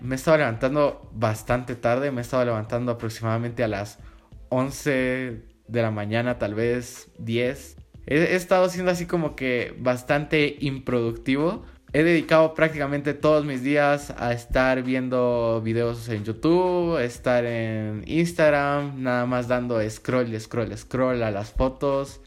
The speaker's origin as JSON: {"language": "Spanish", "country": "Guatemala", "said": "yo soy de Guatemala"}